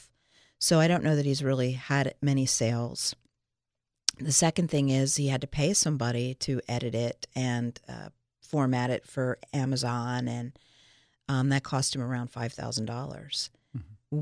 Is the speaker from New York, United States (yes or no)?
no; Philadelphia, Pennsylvania, United States; also born or lived in Los Angeles, United States; now in Milton, United States; we're from Philadelphia and Pittsburgh. We're uh, me, Philly, Dave, Pittsburgh